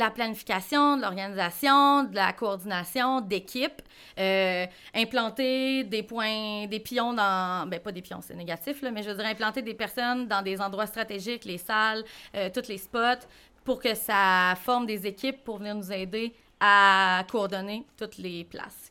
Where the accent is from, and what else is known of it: Rouyn-Noranda, Quebec, Canada; born or raised there